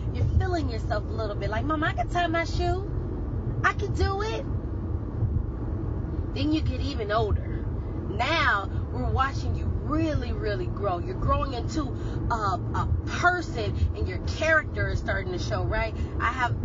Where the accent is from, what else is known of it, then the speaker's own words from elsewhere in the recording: California, United States; I'm a California girl. I was born and raised in California